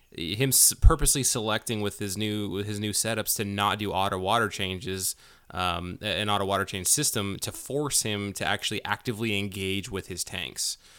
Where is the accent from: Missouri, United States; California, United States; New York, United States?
California, United States; Manteca; moved away; Manteca, for, uh, taking care of me, you know, coming back to my hometown